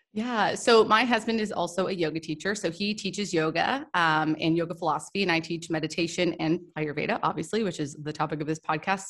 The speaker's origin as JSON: {"language": "English", "town": "Toronto", "region": "Ontario", "country": "Canada", "also_born_or_lived": "Goa, India", "said": "I'm from Toronto, I'm from Canada"}